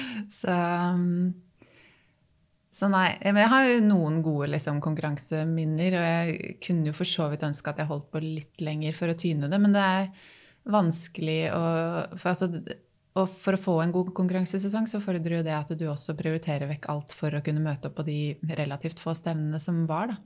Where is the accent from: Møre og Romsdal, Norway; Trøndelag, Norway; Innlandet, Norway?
Innlandet, Norway; Tangen; moved away as an adult; also born or lived in Oslo; now in Hamar, Norway; Jeg er oppvokst på Tangen, som ligger tre mil lenger sør